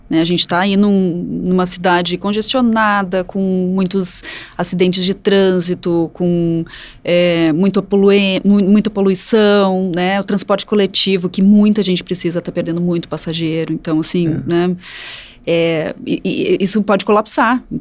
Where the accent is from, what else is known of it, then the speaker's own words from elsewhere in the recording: Canela, Rio Grande do Sul, Brazil; Canela, minha cidade natal